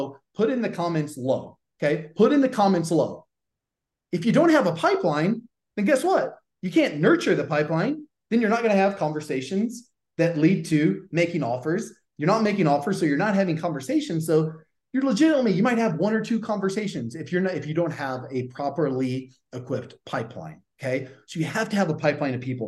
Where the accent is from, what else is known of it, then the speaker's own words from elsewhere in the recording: the South, United States; accent: Southern; my Southern accent